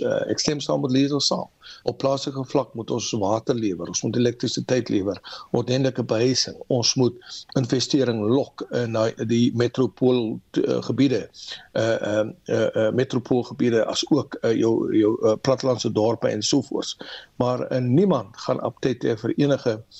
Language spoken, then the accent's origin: Afrikaans; South Africa; ons as Suid-Afrikaners